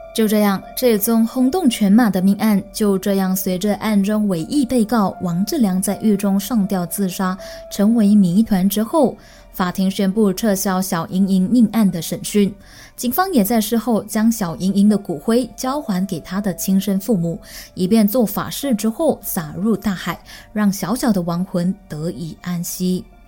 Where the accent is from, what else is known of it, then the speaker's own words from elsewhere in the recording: Malaysia; 我们大麻人说的巴萨马浪